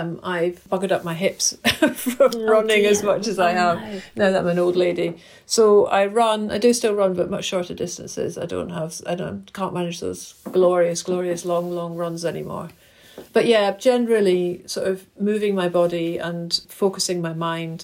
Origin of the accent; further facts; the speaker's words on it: Glasgow, Scotland, United Kingdom; moved away; I grew up in Glasgow and my parents used to take me to the Kelvin Grove Art Gallery Museum pretty much every weekend